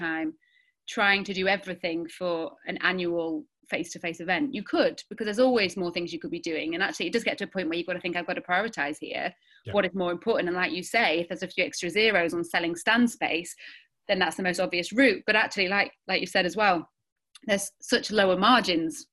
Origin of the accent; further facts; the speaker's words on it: Sheffield, Yorkshire and the Humber, United Kingdom; We grew up in Sheffield in the 90s and early noughties